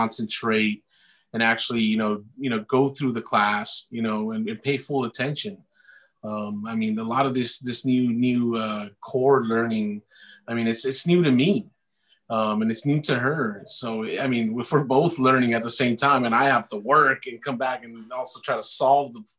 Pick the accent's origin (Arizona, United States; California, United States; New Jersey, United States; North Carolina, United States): California, United States; San Jose; born and raised in Eastside San Jose